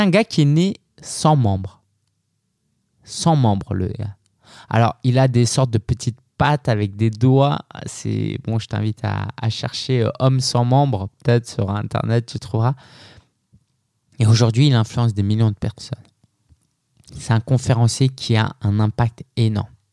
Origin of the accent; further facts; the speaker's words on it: France; je suis né en France